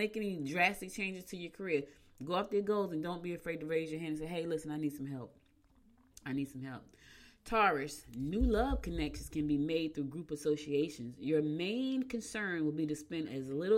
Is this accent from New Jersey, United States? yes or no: yes; New Jersey, United States; also born or lived in Albany, New York; I was born in Albany. I was raised in Jersey, so I'm in between two states